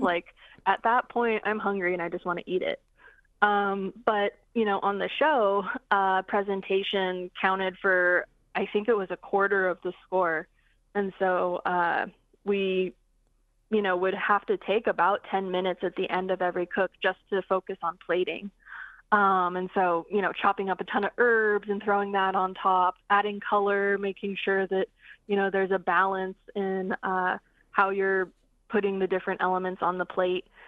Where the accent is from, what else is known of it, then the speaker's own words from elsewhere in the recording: Coeur d'Alene Reservation, Idaho, United States; now in Seattle, United States; the Coeur d'Alene tribe. That's where I'm from. That's where, uh, that's the center of my universe. And that's where I learned to cook.